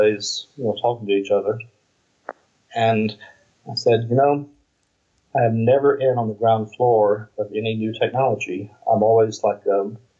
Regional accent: United States

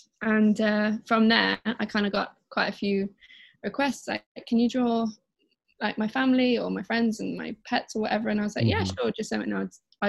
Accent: Midlands, United Kingdom; now in London, United Kingdom; Mm-hmm. And I'm 27 from the Midlands, and I currently live in London.

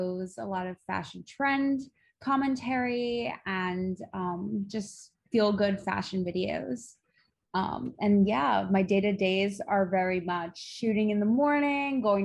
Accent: Long Island, New York, United States; now in New York City, United States; I'm originally from the New York tri-state area. I grew up on Long Island

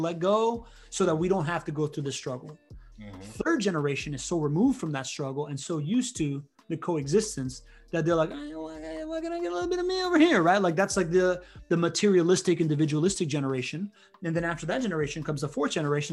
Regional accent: Miami, Florida, United States; also born or lived in Spain; I grew up in Miami

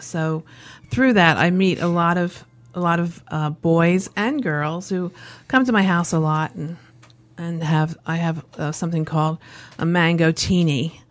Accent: Lancaster County, Pennsylvania, United States; born or raised there

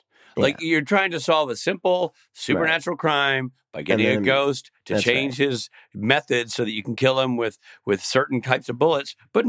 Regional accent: the South, United States; I'm from the South.

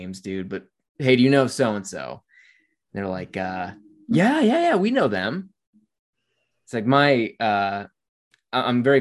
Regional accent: United States; we're from the United States

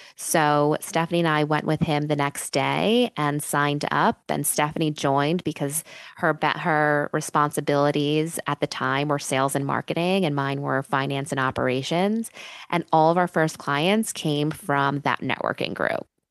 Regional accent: New York City, New York, United States; I moved back to New York City, uh, which, uh, is my hometown

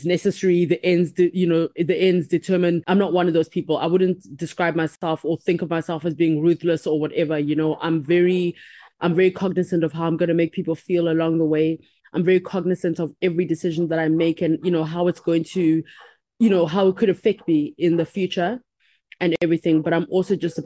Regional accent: Uganda; also born or lived in Cuba; I'm from Uganda, Cuban born from Uganda

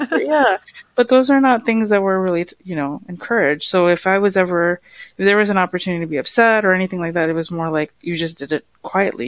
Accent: United States; I grew up in the U.S.

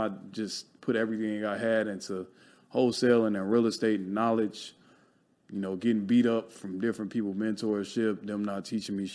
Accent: Chicago, Illinois, United States; now in Los Angeles, United States; I grew up in Chicago. Poverty, all you knew was the hustle

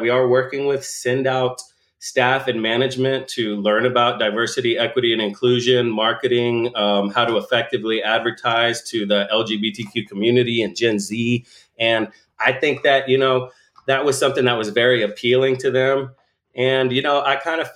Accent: Bastrop, Texas, United States; we grew up just outside of Austin, just outside of Bastrop, Bastrop being a really cute small town where I went to high school.

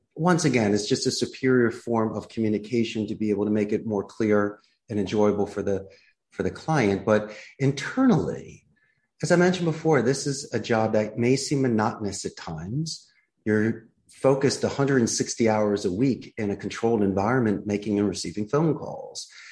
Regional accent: Philadelphia, Pennsylvania, United States; moved away as an adult; now in Costa Rica; I'm originally from Philadelphia, and at 27 years old, I threw my hat in the ring and took a risk and moved abroad and started my life here in Costa Rica

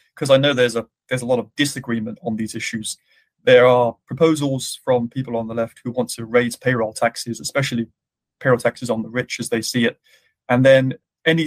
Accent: United Kingdom; now in United States; my home country of the UK

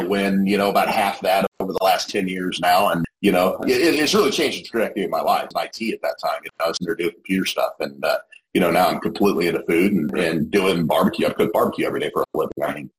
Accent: Springfield, Missouri, United States; a buddy of mine here in my hometown knew that I was, you know, into it. We cook on the weekends and everything else, barbecue. And he had signed up for our local KCBS competition here in Springfield, Missouri

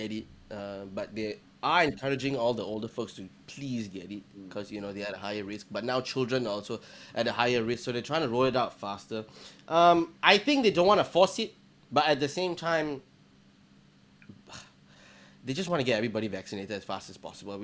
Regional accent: Singapore; I am Singaporean.

